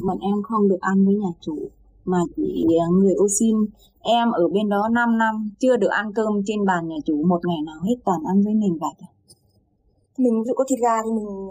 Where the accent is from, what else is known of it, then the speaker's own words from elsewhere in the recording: Thanh Hóa, Vietnam; moved away as an adult; also born or lived in Saudi Arabia; em quê Thanh Hóa